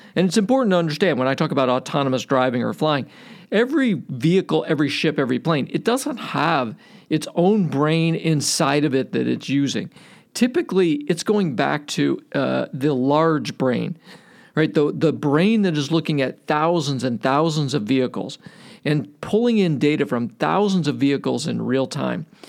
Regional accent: Cleveland, Ohio, United States; I grew up in Cleveland.

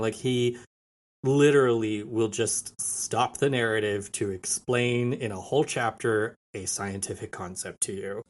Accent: a small town outside of Albuquerque, New Mexico, United States; now in Austin, United States; I'm from Albuquerque, a town, a small town outside of Albuquerque, New Mexico. I l, now live in Austin, Texas

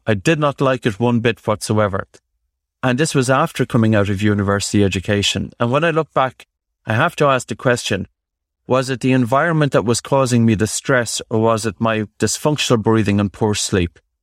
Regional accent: Ireland; growing up in Ireland

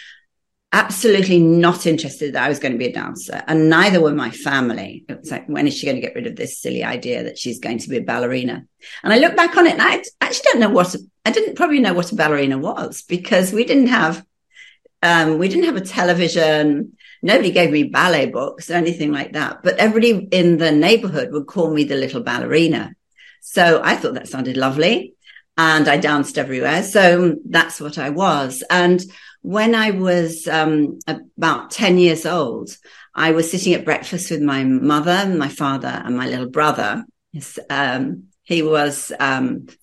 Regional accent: Bradford, Yorkshire and the Humber, United Kingdom; also born or lived in London, England; So we all moved up to Yorkshire. And I was brought up in Bradford

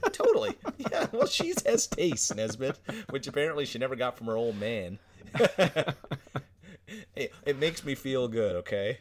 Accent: Newfoundland and Labrador, Canada; accent: Newfoundland; we're on this island on the edge

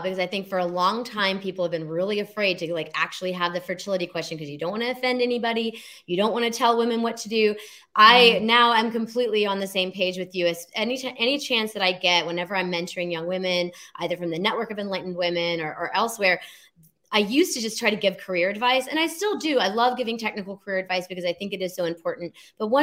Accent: Alabama, United States; moved away as an adult; I came from Alabama, very conservative upbringing

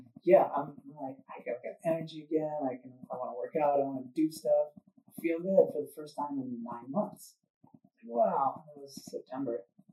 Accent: Minnesota, United States; moved away as an adult; now in Southern California, United States; I grew up in Minnesota

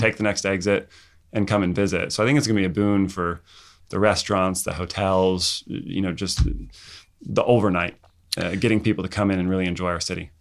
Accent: Santa Barbara County, California, United States; from Santa Barbara County

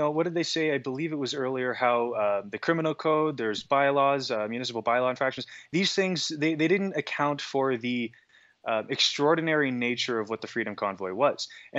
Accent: Toronto, Ontario, Canada; now in Alberta, Canada; I'm from Alberta, originally Toronto, but yeah.

